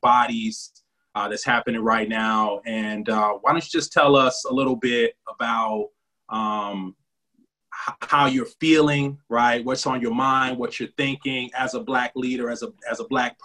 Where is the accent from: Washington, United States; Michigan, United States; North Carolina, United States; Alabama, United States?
Michigan, United States; Detroit; now in New Haven, United States; from Collective Consciousness from New Haven by way of Detroit, Michigan